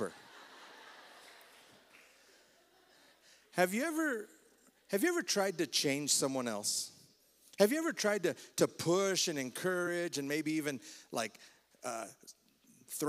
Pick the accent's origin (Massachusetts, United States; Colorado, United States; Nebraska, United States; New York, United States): Colorado, United States; Fort Lupton; we grew up together in Fort Lupton